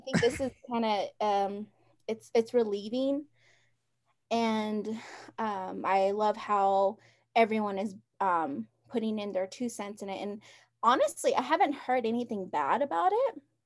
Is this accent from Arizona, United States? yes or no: yes; Round Rock, Arizona, United States; also born or lived in Tuba City, Arizona; I grew up in Round Rock